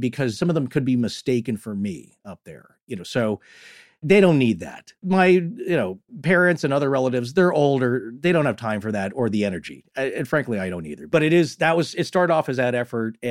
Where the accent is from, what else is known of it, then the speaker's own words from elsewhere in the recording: United States; also born or lived in Western Montana; I'm from Eastern Washington, Northern Idaho panhandle area